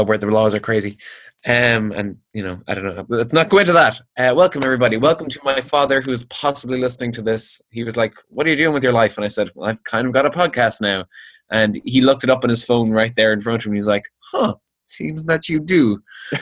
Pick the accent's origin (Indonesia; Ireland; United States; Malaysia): Ireland; Limerick, Munster; Limerick, my hometown, in Ireland